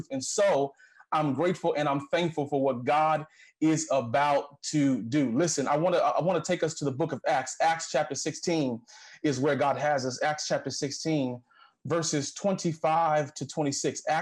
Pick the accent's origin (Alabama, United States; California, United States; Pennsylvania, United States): Alabama, United States; Huntsville; we we grew up together in Huntsville. Went to Madison Academy together